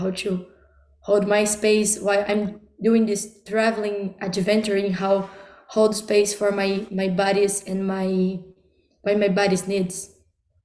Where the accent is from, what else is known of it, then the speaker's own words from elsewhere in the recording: Brazil; now in Czech Republic; I'm speaking now from Czech Republic. I come from Brazil